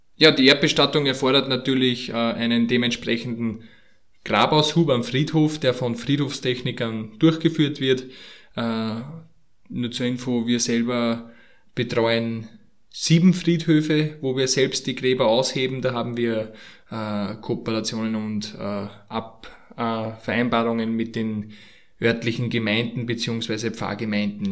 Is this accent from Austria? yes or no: yes; Austria; bei uns in Österreich